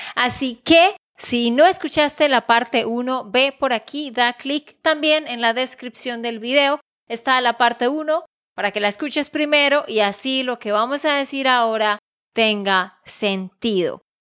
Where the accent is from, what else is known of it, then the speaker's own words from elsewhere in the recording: Santander, Colombia; de Santander, Colombia